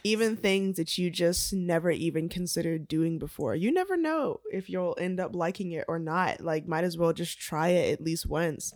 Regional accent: Atlanta, Georgia, United States; I was born and raised here in Atlanta, Georgia

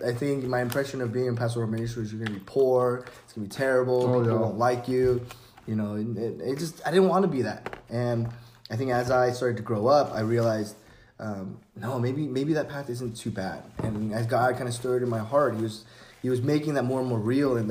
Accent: San Francisco, California, United States; I'm originally from San Francisco

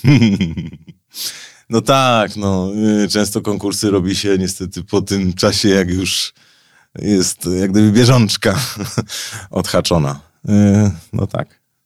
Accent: Gliwice, Silesian Voivodeship, Poland; moved away as an adult; now in Warsaw, Poland; urodziłem się w Gliwicach, wychowałem się, czuję się Ślązakiem.

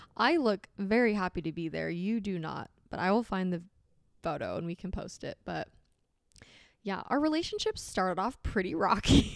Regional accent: Arizona, United States; moved away as an adult; now in Utah, United States; I was born and raised in Arizona

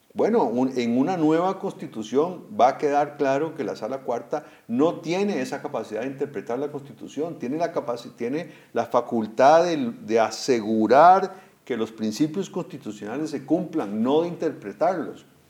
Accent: Costa Rica; como costarricenses

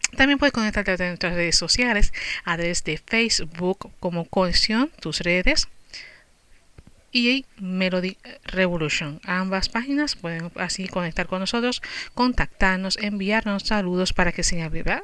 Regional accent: Puerto Rico; now in United States; yo soy de Puerto Rico

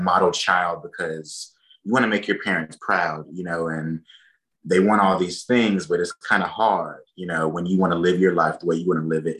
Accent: Enterprise, Alabama, United States; also born or lived in Mobile, Alabama; I'm from Enterprise, Alabama

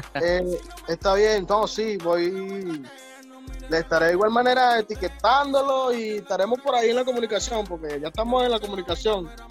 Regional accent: San José de Río Chico, Miranda, Venezuela; yo soy de, de, de San José, Río Chico, de Miranda

